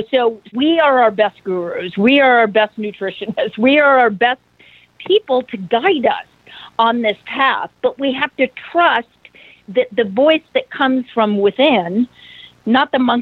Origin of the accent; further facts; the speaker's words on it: Idaho, United States; growing up in Idaho